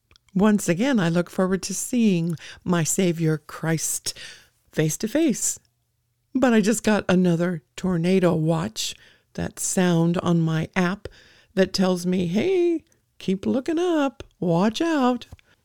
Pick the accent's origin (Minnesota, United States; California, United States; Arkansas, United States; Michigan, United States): California, United States; also born or lived in Idaho, United States; I've lived in many of the states in our country here, and growing up in California, I experienced many earthquakes.